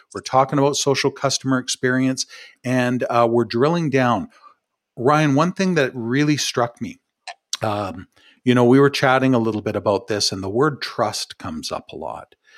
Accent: Ottawa, Ontario, Canada; from my hometown here um, in from ottawa

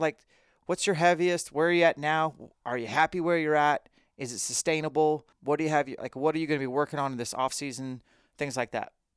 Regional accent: Spokane, Washington, United States; live in Spokane, where I'm from, for a while

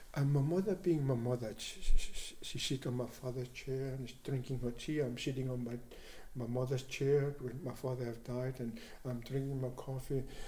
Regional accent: Greenland; I am from the Inuit tribe. Inuit is a people of the Arctic

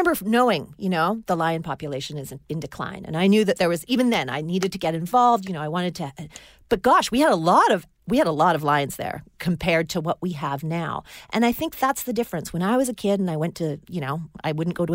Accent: Hong Kong; moved away; when I was growing up in Hong Kong, we had 7-Eleven.

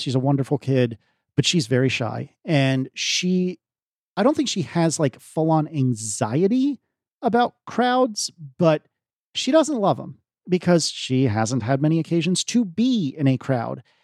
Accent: United States; as an American

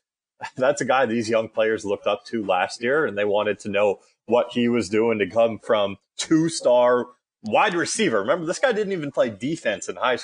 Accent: Connecticut, United States; I'm from Connecticut.

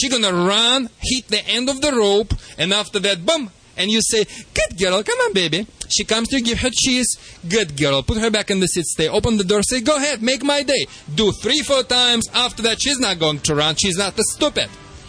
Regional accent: Russia; English is a second language; I haven't heard that one, but okay, I'm from Russia anyway, so.

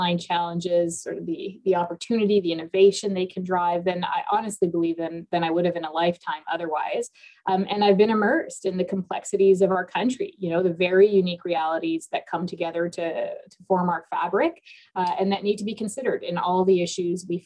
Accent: Toronto, Ontario, Canada; also born or lived in Lebanon; I was born in Lebanon, but I grew up in Scarborough, Ontario, and spent a lot of my youth in downtown Toronto

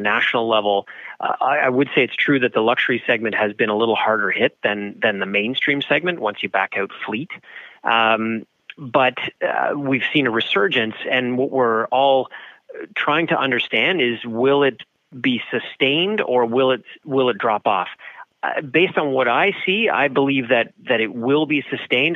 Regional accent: Canada; being Canadian

